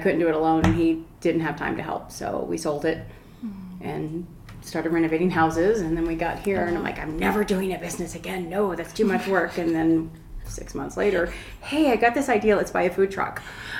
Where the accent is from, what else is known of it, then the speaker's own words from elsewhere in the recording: Palisade, Colorado, United States; moved away as an adult; also born or lived in Phoenix, Arizona; I did go to high school here.